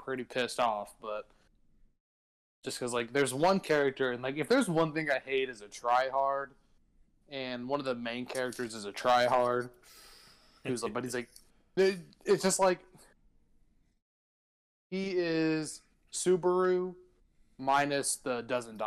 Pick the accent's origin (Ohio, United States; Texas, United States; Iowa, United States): Texas, United States; I'm a Texan